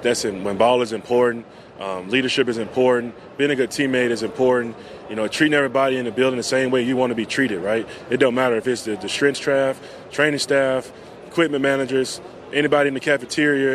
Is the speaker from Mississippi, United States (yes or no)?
yes; Yazoo City, Mississippi, United States; moved away as an adult; also born or lived in Philadelphia; I'm from Yazoo City